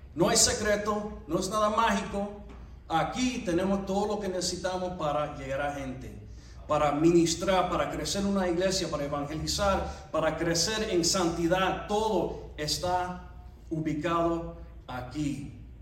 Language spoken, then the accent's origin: Spanish; United States; somos ciudadanos de, de los Estados Unidos